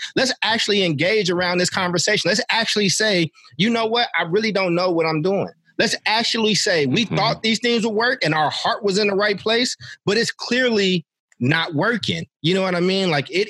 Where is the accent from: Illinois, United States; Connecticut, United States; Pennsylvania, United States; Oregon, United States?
Illinois, United States; Chicago; born there; also born or lived in San Francisco / Oakland; I've lived in San Francisco. I was born in Chicago and I lived in Oakland.